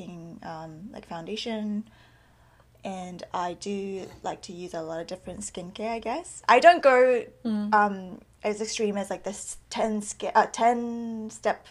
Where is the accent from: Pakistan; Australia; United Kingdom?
Australia; moved away; also born or lived in South Korea / New Zealand; So I was born in Korea. My family's all Korean. But we immigrated to New Zealand and then Australia. So that's where I grew up